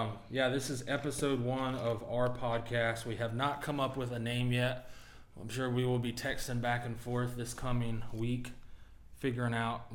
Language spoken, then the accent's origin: English; North Carolina, United States; moved away as an adult; also born or lived in Norfolk, Virginia; I'm originally from North Carolina.